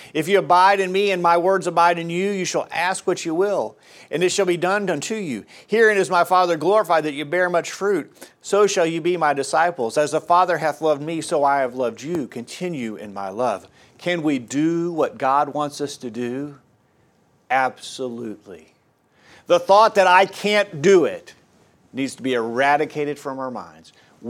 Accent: Tennessee, United States; And I grew up mostly over in East Tennessee where it's hilly.

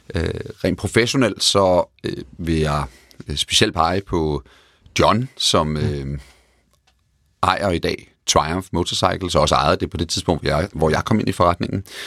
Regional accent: Denmark; moved away as an adult; also born or lived in England; Både Tina og jeg er danskere og voksede op i Danmark

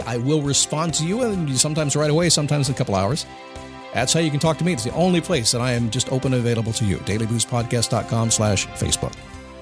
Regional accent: United States; I'm an American

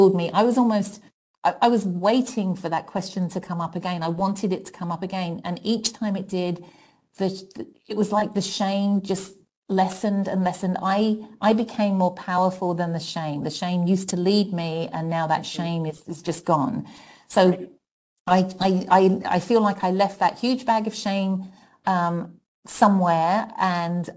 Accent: London, United Kingdom; accent: British; moved away as an adult; now in United States; I grew up in public housing in London

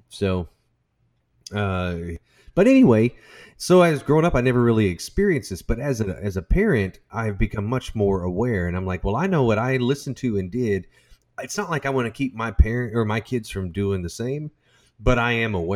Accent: United States; I'm an American

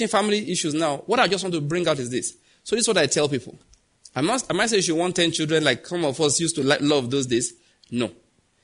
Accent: Ondo, Nigeria; I grew up in Ondo State.

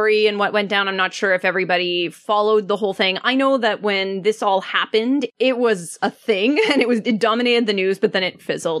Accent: Canada; as a Canadian

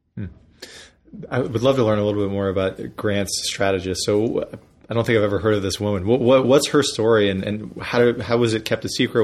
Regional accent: Erie, Pennsylvania, United States; I grew up in Erie, Pennsylvania

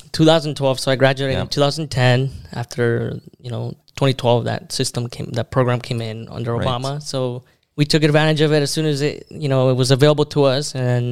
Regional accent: Everett, Washington, United States; also born or lived in Mexico / California / Tri-Cities, Washington / Omak, Washington; then grew up in Everett, Washington. From Everett, moved over to Tri-Cities.

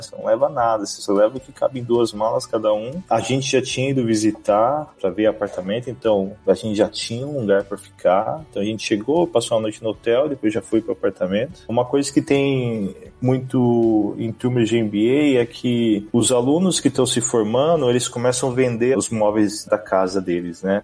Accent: Campinas, São Paulo, Brazil; moved away as an adult; also born or lived in Sumaré; now in United States; Eu sou do interior de São Paulo, sou nascido em Campinas, morava em Sumaré, que é a cidade ali da região

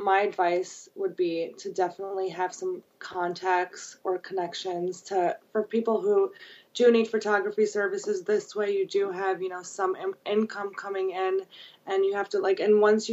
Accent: New York City, New York, United States; also born or lived in Brooklyn / Long Island / Manhattan; I grew up in Queens.

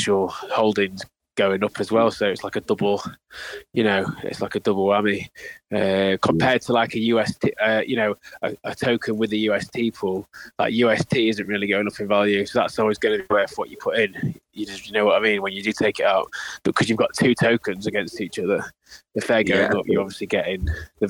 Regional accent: Doncaster, Yorkshire and the Humber, United Kingdom; moved away as an adult; now in Leeds, United Kingdom; I was born in Doncaster, so I grew up just outside, so it's only down the road really

